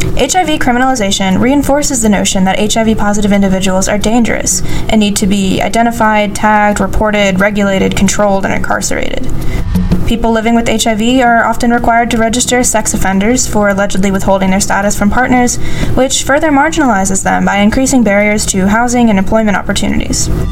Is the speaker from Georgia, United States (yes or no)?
yes; Athens, Georgia, United States; my hometown of Athens, Georgia